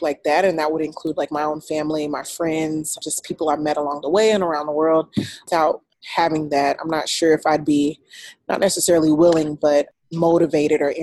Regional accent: Troy, Alabama, United States; moved away as an adult; I'm originally from Alabama, Troy, Alabama. It's a very small town. After high school, I went to the Air Force

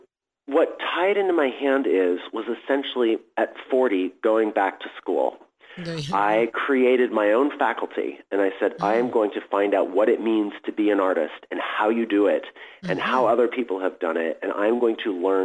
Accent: San Francisco, California, United States; I grew up in San Francisco at a really wonderful time in the 1970s

